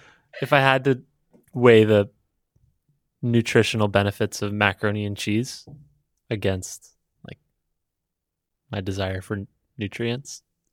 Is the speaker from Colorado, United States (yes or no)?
yes; Denver, Colorado, United States; I'm from Denver.